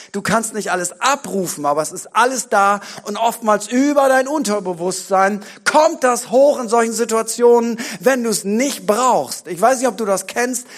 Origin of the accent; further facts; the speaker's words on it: Bremen, Germany; bei uns in Bremen